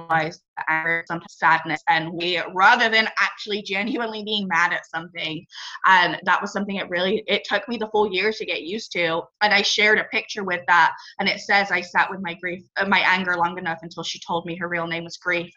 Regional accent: England, United Kingdom; now in Northern California, United States; I grew up in England and now live in Northern California. I've moved around a little bit.

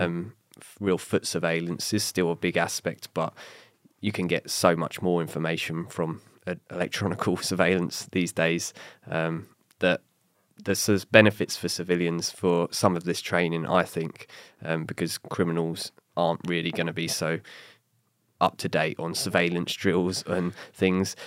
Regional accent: England, United Kingdom; moved away; my heritage as being English

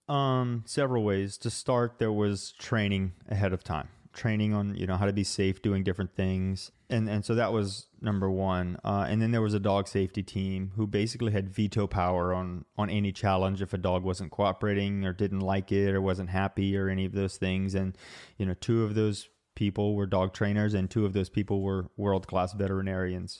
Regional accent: Utah, United States; I'm from Utah and I like the snow

